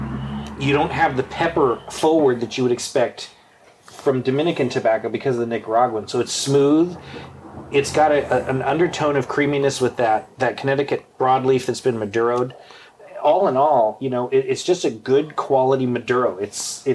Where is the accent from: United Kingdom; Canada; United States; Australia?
United Kingdom; England; I'm not French. I'm English